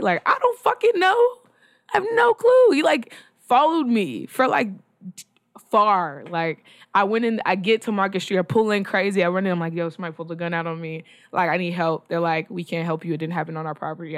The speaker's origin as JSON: {"language": "English", "region": "Texas", "country": "United States", "said": "I'm from Texas"}